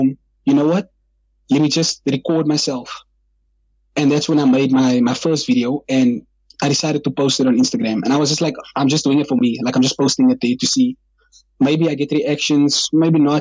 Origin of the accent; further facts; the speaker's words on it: Kraaifontein, Western Cape, South Africa; I am from Kraaifontein, and I'm, like, proud of it